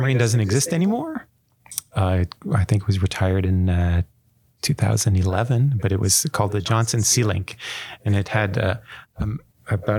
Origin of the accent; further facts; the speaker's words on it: Gatineau, Quebec, Canada; moved away as an adult; also born or lived in Atlanta, United States; now in Vancouver, Canada; my hometown of Gatineau, Quebec